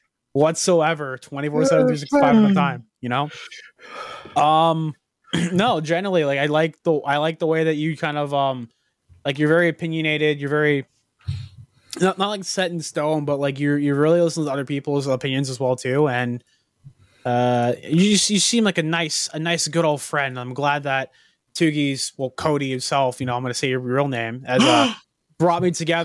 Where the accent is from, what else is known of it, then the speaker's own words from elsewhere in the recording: Canada; we're all Canadian